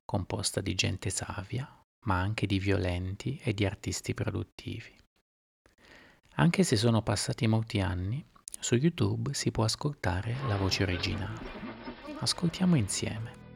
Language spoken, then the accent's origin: Italian; Sardinia, Italy; Sono nata in Sardegna.